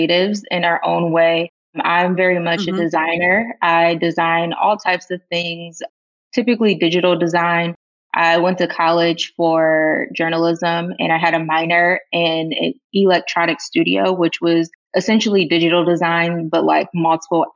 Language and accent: English; Chesterfield, Michigan, United States; I lived growing up in Chesterfield, Michigan, which is about 45 minutes away from the city of Detroit.